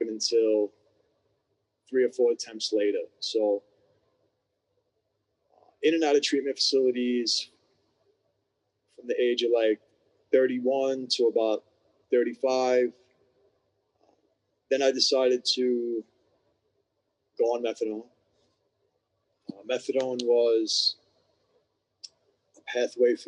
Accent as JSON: {"language": "English", "town": "New York City", "region": "New York", "country": "United States", "tie": "born or raised there", "said": "I was born and raised in New York City."}